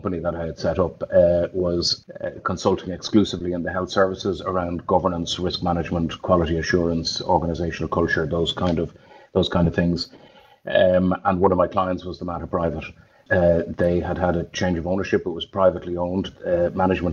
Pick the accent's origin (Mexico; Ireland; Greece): Ireland; Dublin, Leinster; So I'm a Dub from Raheny. Went to school in St. Paul's in Raheny, left in 1985